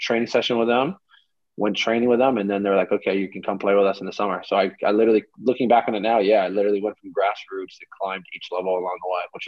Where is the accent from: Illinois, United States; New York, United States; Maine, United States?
Maine, United States; first language Greek; English is a second language; I grew up in the state called Maine, which is not a soccer hotbed